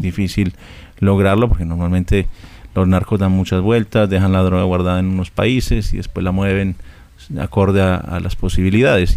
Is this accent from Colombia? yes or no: yes; Colombia